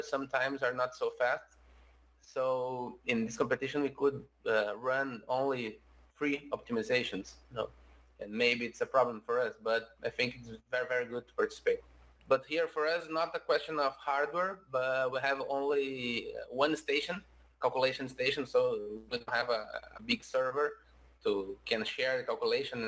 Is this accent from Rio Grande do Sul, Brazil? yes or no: yes; Porto Alegre, Rio Grande do Sul, Brazil; We are from Brazil, from the very south of Brazil, in a city called Porto Alegre.